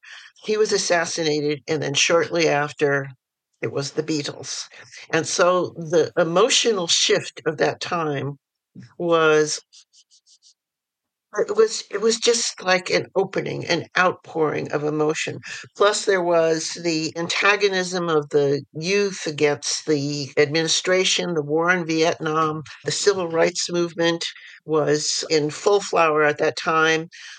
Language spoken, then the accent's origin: English; New York City, New York, United States; And I was born in New York City, and I was raised in various parts of the city and also the suburbs, and back in the city for high school.